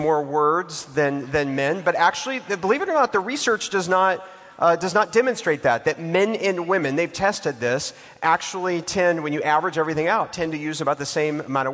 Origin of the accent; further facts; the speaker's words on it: Texas, United States; now in Atlanta, United States; I'm from Texas